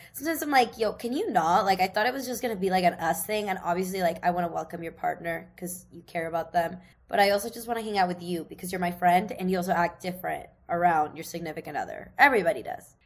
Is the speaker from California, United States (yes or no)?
no; Seattle, Washington, United States; moved away; from my hometown in Seattle